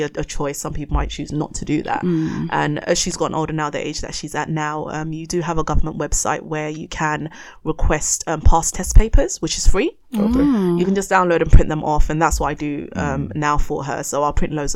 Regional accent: Ghana; I'm Ghanaian.

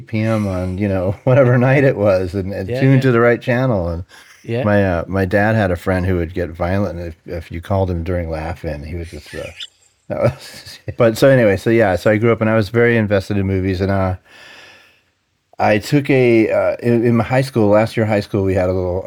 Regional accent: New York City, New York, United States; moved away as an adult; now in Los Angeles, United States; I grew up in New York City in the 60s and 70s

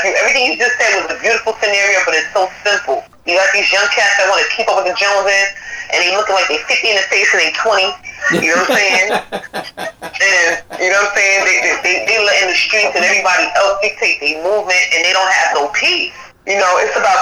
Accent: New York City, New York, United States; I'm from South Jamaica, Queens, where we had a big backyard

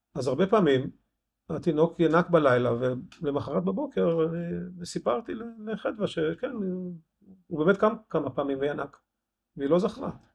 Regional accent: Ein Harod, Northern District, Israel; moved away; also born or lived in Rosh Pinna; נולדתי בן חרודן

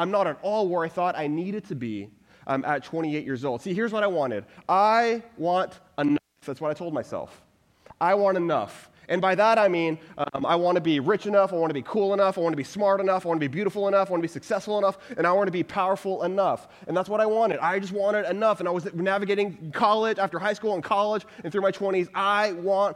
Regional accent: Texas, United States; I'm originally from Texas

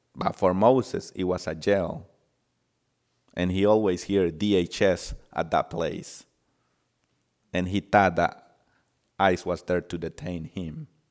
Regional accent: El Salvador; now in United States; I'm from El Salvador, and I did not have the opportunity to, um, grow with my parents.

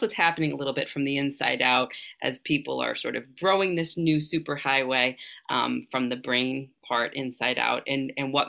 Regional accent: Massachusetts, United States; moved away; I'm from Massachusetts originally

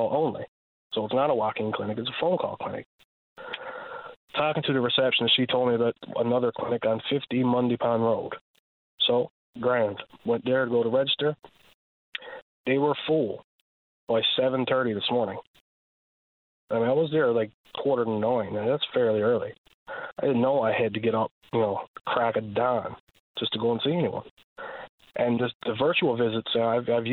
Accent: Rand Bay, Newfoundland and Labrador, Canada; moved away as an adult; now in St. John's, Canada; I'm living in St. John's. I'm from Rand Bay originally, but I've been here now for the past 3 or 4 years

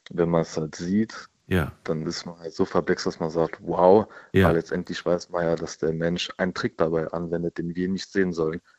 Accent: India; Das sehe ich zum Beispiel in meinem Heimatland Indien, zum Beispiel, wo ich herkomme.

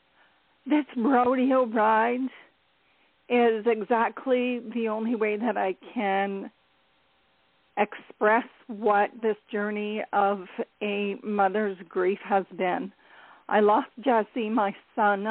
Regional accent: Ontario, Canada; I am from Ontario, Canada

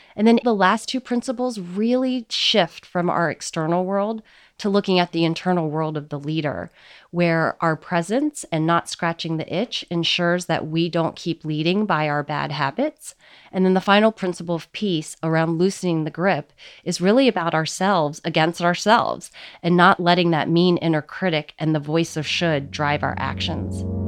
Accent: United States; So I'm Chinese American, and the Eastern heritage has been a big part of how I've grown up.

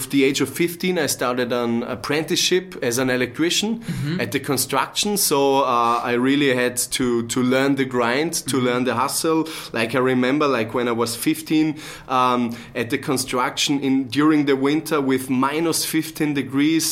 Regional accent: Bregenz, Vorarlberg, Austria; I'm from the same region in Austria as Dominic is, from Vorarlberg. I was born and raised in Bregenz.

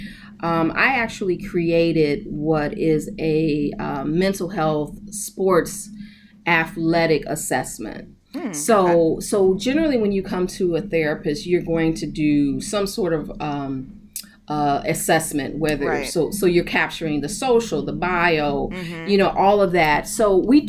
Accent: Chicago, Illinois, United States; I grew up in Chicago, still here, mm-hmm. born and raised

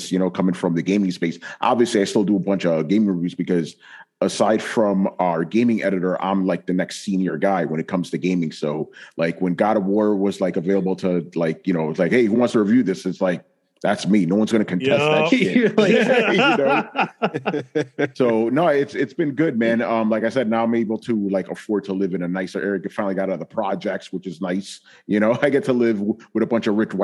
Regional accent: New York, United States; I'm from New York

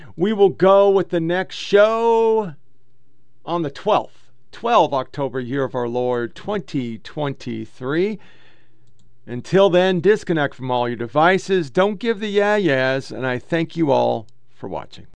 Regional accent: Oregon, United States; I was born and raised in Oregon

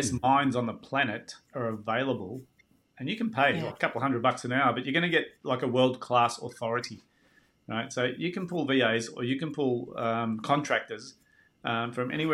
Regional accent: Australia

